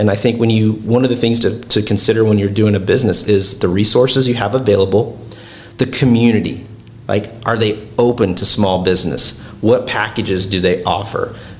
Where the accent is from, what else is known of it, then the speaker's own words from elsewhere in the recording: South Dakota, United States; I'm originally from South Dakota.